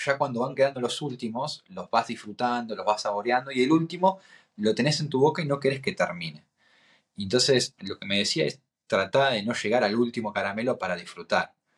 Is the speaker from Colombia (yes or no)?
no; Argentina; soy un argentino